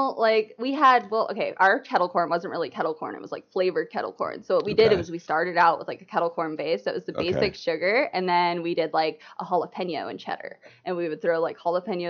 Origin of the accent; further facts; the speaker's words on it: San Diego, California, United States; moved away as an adult; now in Scottsdale, United States; I'm originally from San Diego, California. Moved recently, about 3 years ago, out to Phoenix. Live in Scottsdale right now.